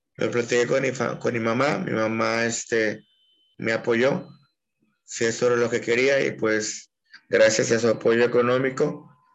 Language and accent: Spanish; Puerto Vallarta, Jalisco, Mexico; moved away as an adult; also born or lived in Aguascalientes; now in Guanajuato, Mexico; nací en la ciudad de Puerto Vallarta, en 1986